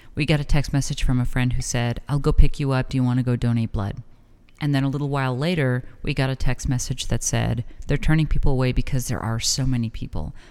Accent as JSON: {"language": "English", "town": "El Paso", "region": "Texas", "country": "United States", "tie": "born or raised there", "moved": "yes", "lives_now": "Las Cruces, United States", "said": "growing up in El Paso"}